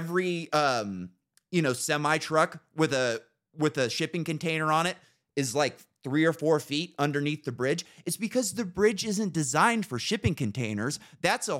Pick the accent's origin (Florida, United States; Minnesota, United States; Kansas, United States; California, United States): California, United States; Northern; I grew up in Northern California